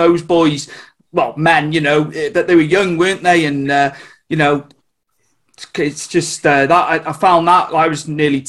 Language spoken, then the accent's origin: English; Wales, United Kingdom; I'm from Wales. So I'm not in England, but you'd think we were from England. We're that close to the border